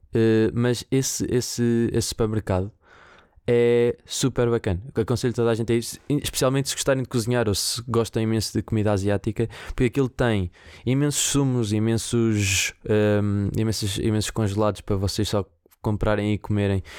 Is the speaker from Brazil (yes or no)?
no; Viseu, Centro, Portugal; moved away; Viseu, que é o sítio de onde eu venho e de onde eu cresci